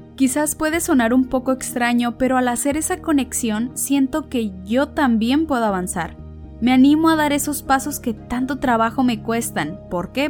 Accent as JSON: {"language": "Spanish", "town": "Ensenada", "region": "Baja California", "country": "Mexico", "said": "soy mexicana de Ensenada, Baja California"}